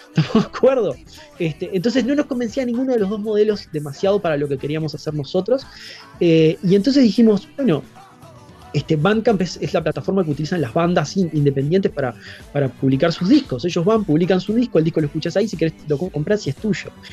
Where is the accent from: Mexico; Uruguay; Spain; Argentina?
Uruguay; nuestro lugar de origen, digamos, sería Uruguay